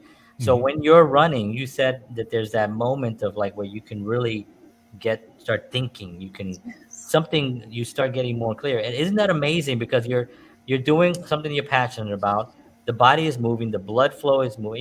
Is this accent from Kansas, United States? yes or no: no; New York, United States; I grew up in New York